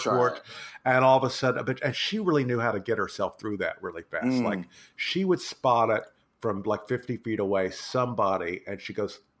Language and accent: English; Texas, United States; moved away; I grew up in Texas